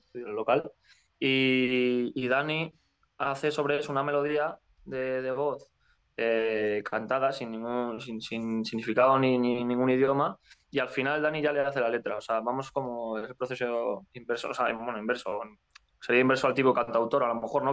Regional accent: Community of Madrid, Spain; now in Madrid, Spain; somos de un pueblo. nosotros somos eh, de varios sitios, pero alrededor de la zona, de la zona norte de Madrid, San Agustín de Guadalís, El Molar

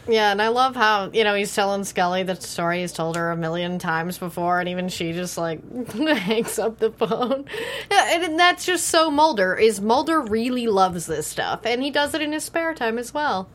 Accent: Texas, United States; I grew up in Texas

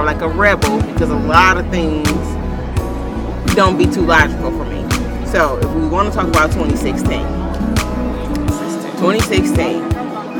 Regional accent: Toledo, Ohio, United States; moved away; also born or lived in Indianapolis, Indiana; I'm born and raised in Toledo, Ohio, but also was raised and spent a lot of time in Indianapolis

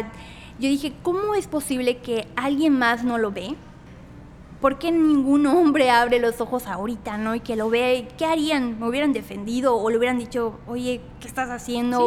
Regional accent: Tahmek, near Mérida, Yucatán, Mexico; now in Mérida, Mexico; soy de Tazmé, un municipio a 40 minutos de, Mérida. Eh, soy de ahí, pero actualmente vivo aquí en Mérida.

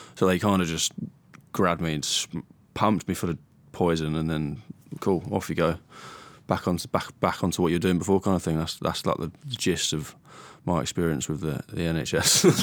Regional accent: Stevenage, East of England, United Kingdom; I was born in Stevenage, Hertfordshire.

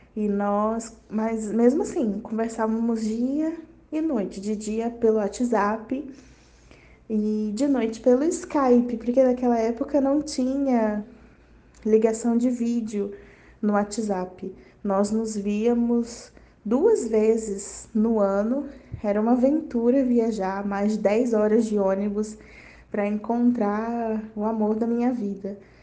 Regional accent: Boa Vista, Roraima, Brazil; eu sou de Boa Vista, Roraima

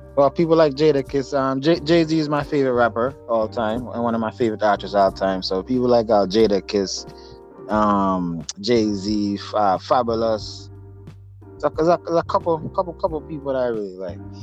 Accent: Jamaica; also born or lived in upstate New York; now in New York, United States; Jamaica originally, but I'm um, currently in uh, in uh, New York, upstate New, New York.

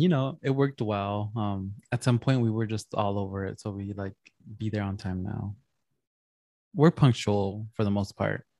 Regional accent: San Gabriel Valley, California, United States; growing up in San Gabriel Valley, it, it just feels like Mexico

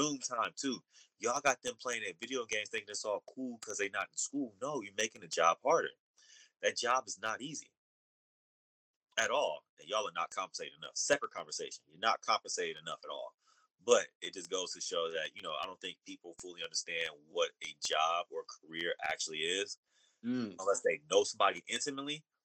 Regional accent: Oakland, California, United States; now in Long Beach, United States; growing up in Oakland, I was living with my mom

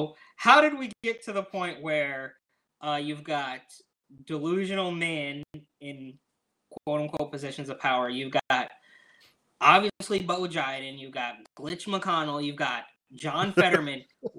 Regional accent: Oakland, California, United States; also born or lived in San Francisco; I grew up in Oakland, San Francisco Bay Area, right? Like, back and forth between both cities

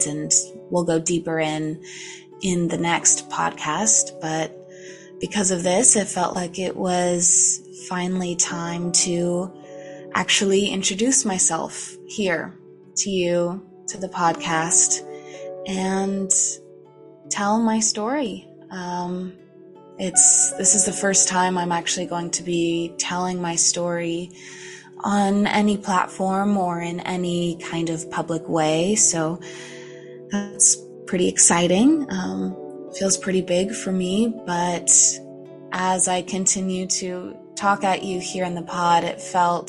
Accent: Gold Country, Sierra Nevada foothills, Northern California, United States; moved away as an adult; also born or lived in Los Angeles, California; I'm from Northern California. I'm here in the Gold Country, foothills of the Sierra Nevadas. It's a beautiful place. I just recently moved back, but this was where I grew up.

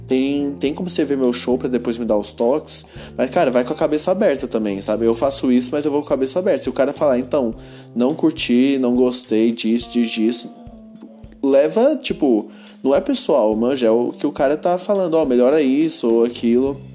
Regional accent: Goiânia, Goiás, Brazil; eu sou de Goiânia e esse aqui é meu podcast.

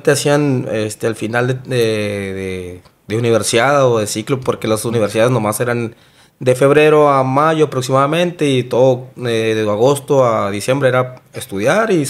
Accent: Obregón, Sonora, Mexico; moved away as an adult; now in Hermosillo, Mexico; yo fue alrededor de los 18 años más o menos que yo me vine de, de Obregón a vivir aquí.

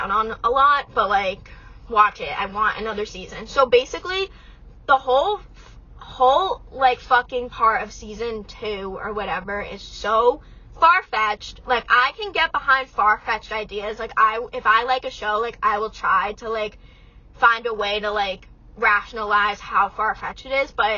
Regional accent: Massachusetts, United States; I'm 19, I'm from Massachusetts

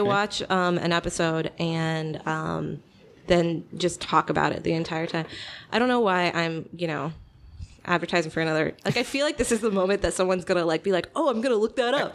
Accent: Kansas City, United States; also born or lived in Chicago; now in Batavia, United States; I'm originally from Kansas City

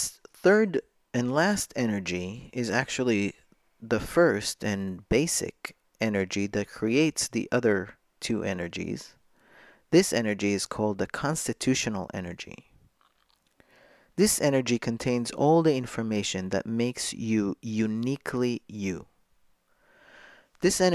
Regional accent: Jerusalem, Jerusalem District, Israel; moved away as an adult; now in New York, United States; I was born a girl in Jerusalem to a traditional Moroccan Jewish family. I went to a religious school.

